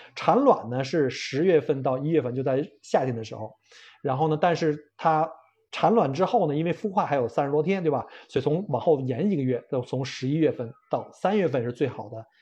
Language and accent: Chinese; China; 我们中国人